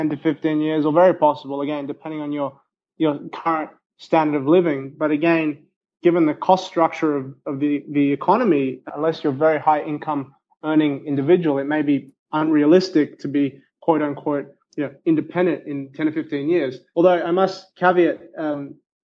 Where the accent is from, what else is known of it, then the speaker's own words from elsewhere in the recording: Australia; I'm Australian